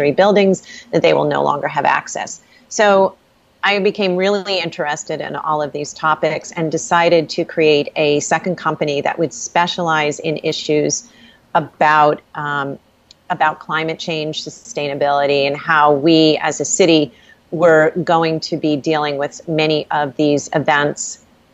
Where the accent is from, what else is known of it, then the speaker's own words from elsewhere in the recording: South Shore of Long Island, New York, United States; I grew up on the South Shore of Long Island